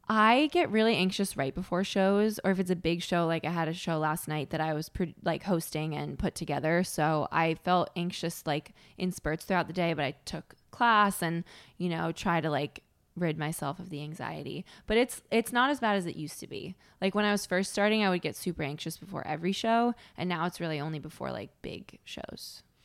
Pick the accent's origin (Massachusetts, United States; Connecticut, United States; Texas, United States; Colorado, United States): Connecticut, United States; I had a pretty sheltered upbringing, 'cause I'm from Connecticut